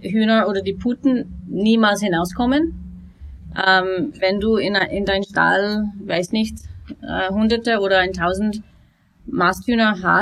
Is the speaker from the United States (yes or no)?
yes; United States; German is a second language; now in Germany; Ähm, also ich bin ursprünglich aus den USA, ähm, bin seit fünf Jahren hier mit meiner Familie